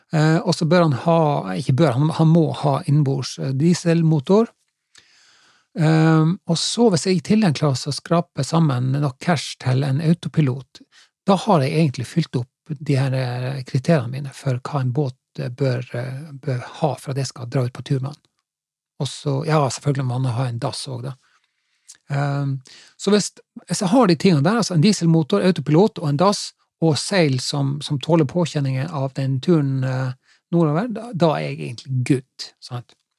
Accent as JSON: {"language": "Norwegian", "town": "Finnsnes", "region": "Troms", "country": "Norway", "tie": "born or raised there", "also_born_or_lived": "Haugesund district", "moved": "yes", "lives_now": "Haugesund, Norway", "said": "Etter at jeg vokste opp på, på, på Finnsnes, i Troms, så, eh, så flytta jeg jo hit til i Haugesundsdistriktet"}